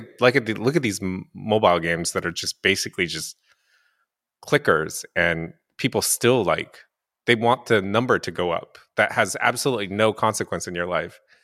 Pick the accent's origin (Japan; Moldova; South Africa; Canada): Japan; moved away; I'm also half, half white, half Asian, and I grew up in Japan.